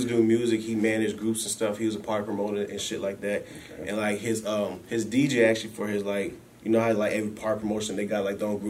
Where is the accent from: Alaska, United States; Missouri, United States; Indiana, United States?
Alaska, United States; Anchorage; I'm from Anchorage, Alaska, born and raised. I'm a music producer, though.